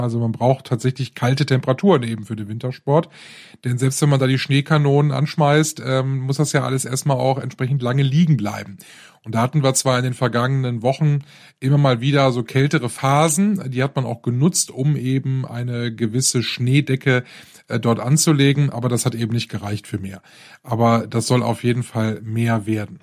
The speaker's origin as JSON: {"language": "German", "region": "Rhineland", "country": "Germany", "tie": "born or raised there", "said": "hier bei uns im Rheinland"}